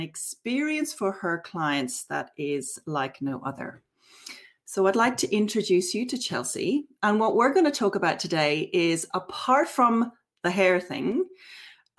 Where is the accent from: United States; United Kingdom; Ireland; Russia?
Ireland; Dublin, Leinster; moved away as an adult; now in Hobart, Australia; I'm originally from Dublin, and I've lived in Australia for 20 years.